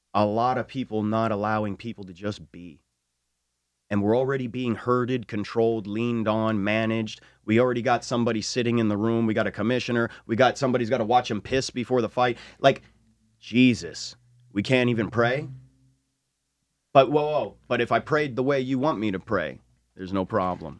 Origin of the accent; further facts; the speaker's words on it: New Mexico, United States; we are from New Mexico, one of the only states to allow Native American indigenous religious practice